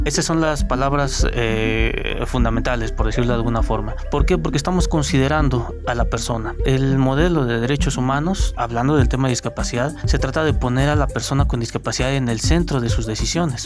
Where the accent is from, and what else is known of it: Mexico